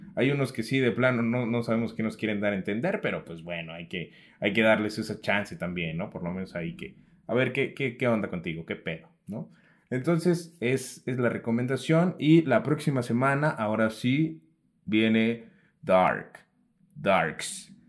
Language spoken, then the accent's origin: Spanish; Mexico; nosotros como mexicanos